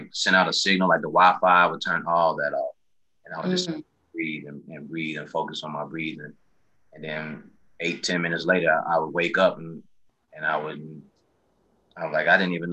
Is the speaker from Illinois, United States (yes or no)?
yes; Chicago, Illinois, United States; born or raised there